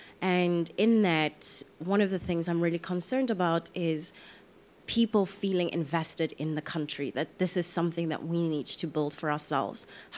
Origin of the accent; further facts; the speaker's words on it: Soweto, Gauteng, South Africa; I'm from here. I'm from Soweto.